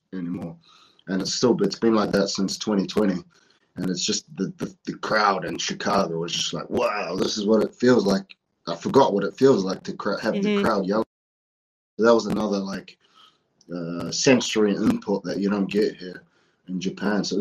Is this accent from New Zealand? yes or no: yes; New Zealand; before I went back to New Zealand